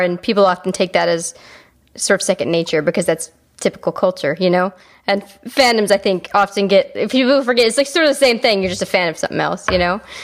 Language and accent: English; Calgary, Alberta, Canada; moved away; I spent um, uh, junior high and high school. We, I lived in Calgary